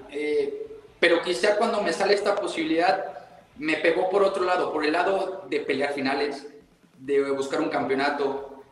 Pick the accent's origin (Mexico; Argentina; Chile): Mexico; moved away as an adult; now in Costa Rica; dejo abierta la, la, puerta a mi país, también mi familia